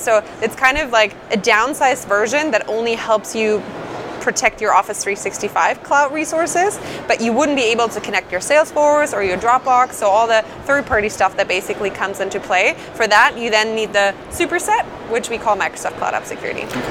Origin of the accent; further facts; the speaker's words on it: Germany; moved away as an adult; now in Redmond, United States; Born and raised in Germany, and I moved over to the states about three and a half years ago.